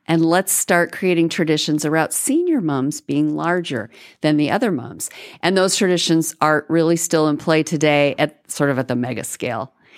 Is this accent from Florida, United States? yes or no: yes; Florida, United States; moved away as an adult; now in Texas, United States; I grew up in Florida